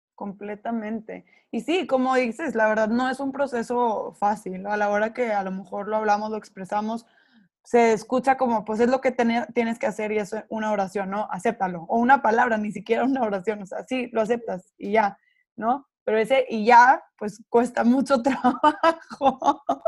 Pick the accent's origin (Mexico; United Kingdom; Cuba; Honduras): Mexico; dentro de la sociedad en la que crecimos, las dos somos mexicanas